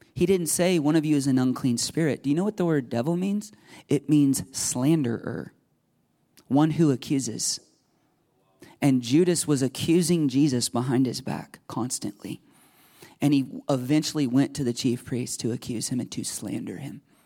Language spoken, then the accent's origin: English; United States; I grew up in America.